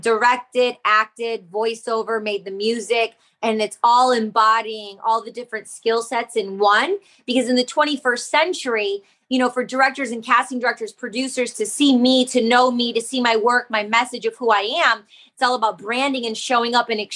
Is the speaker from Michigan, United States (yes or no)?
yes; Detroit, Michigan, United States; I grew up in the Detroit electronic music scene with all the best international DJs from around the world